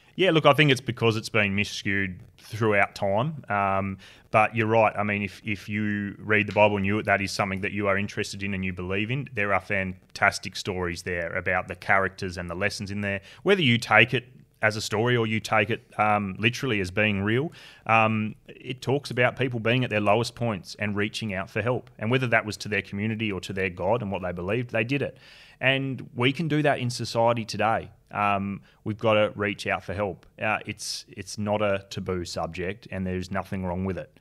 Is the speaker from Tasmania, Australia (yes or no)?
yes; Tasmania, Australia; moved away; born and bred in Tassie. Yeah, so look, I grew up there